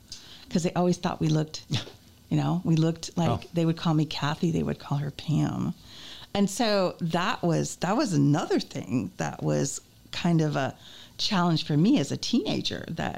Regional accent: Berkeley, California, United States; moved away as an adult; also born or lived in San Francisco, California; now in Valparaiso, United States; I grew up in Berkeley, California in the 60s

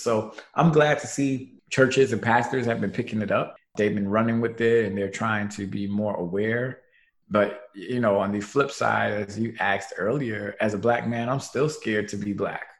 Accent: New York City, New York, United States; born and raised in Brooklyn, New York

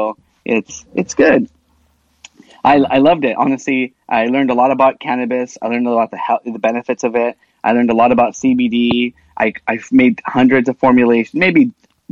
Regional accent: Washington, United States; first language Spanish; English is a second language; I grew up in Washington State. My first language I learned was Spanish

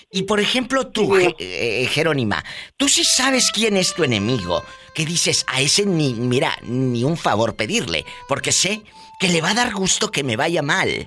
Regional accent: Jalisco, Mexico; Ah, yo pensaba que porque soy de Jalisco

